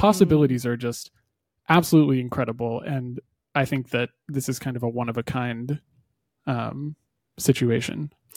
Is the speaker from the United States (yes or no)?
no; Canada; as a Canadian